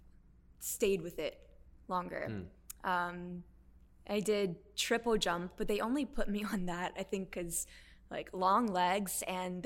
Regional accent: Louisiana, United States; so I'm from Louisiana

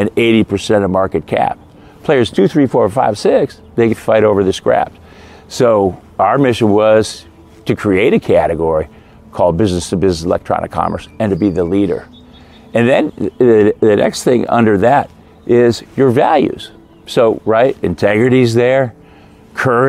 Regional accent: Midwest, United States; I grew up in the Midwest, great Midwestern values

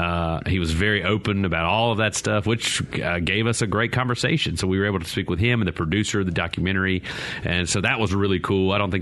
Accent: Mississippi, United States; growing up in Mississippi in the time, and you and I are not very far away as far as age goes.

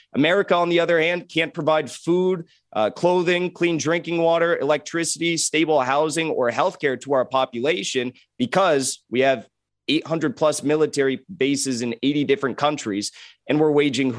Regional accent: United States; as an American

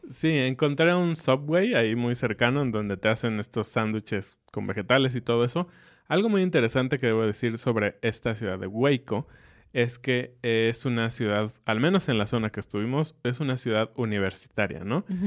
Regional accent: Mexico; como buenos mexicanos, cenamos un poco más tarde

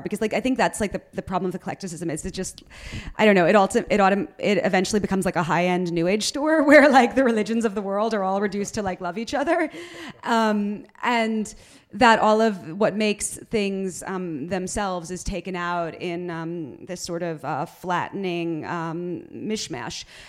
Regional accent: New York, United States; I'm I'm from New York. Like I was I was born here

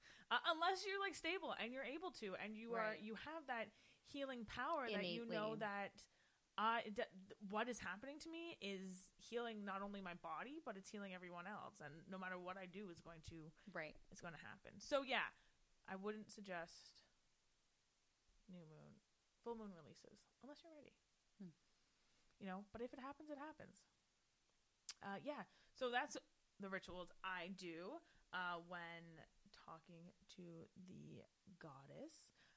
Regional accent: Ireland; I am the Irish, and I can't remember if it's St. Patrick or someone.

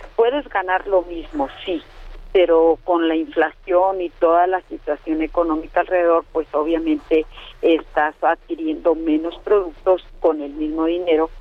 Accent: northern Chihuahua, Mexico; yo soy del norte de Chihuahua

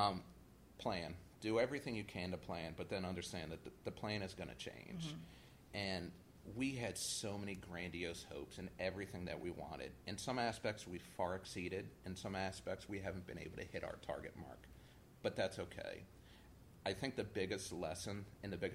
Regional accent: West Bank, Louisiana, United States; also born or lived in Lakeview, New Orleans; I grew up on the West Bank, and after Katrina, I moved to Lakeview.

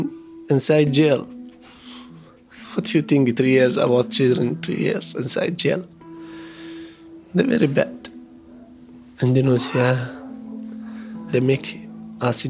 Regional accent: Iraq; English is a second language; now in Indonesia; I'm from Iraq

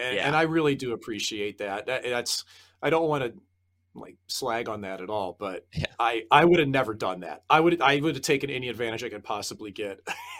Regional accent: St. Louis, Missouri, United States; the St. Louis Blues, my hometown team.

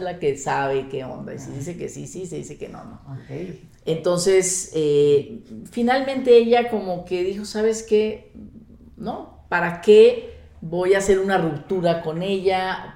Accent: Sonora, Mexico; moved away as an adult; now in Mexico City, Mexico; Soy norteña, soy de Sonora

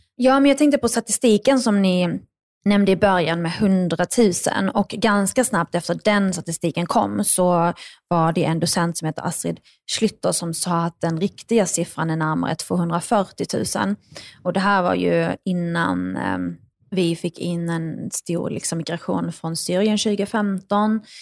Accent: northern Skåne, Sweden; also born or lived in Baghdad, Iraq; växte jag upp i norra Skåne

